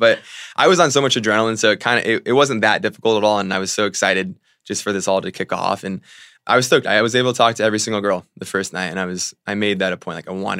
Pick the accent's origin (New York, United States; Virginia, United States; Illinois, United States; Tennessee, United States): Virginia, United States; also born or lived in Fairfax / Spotsylvania / Boca Raton; And I'm from Virginia and then lived down in Florida, so.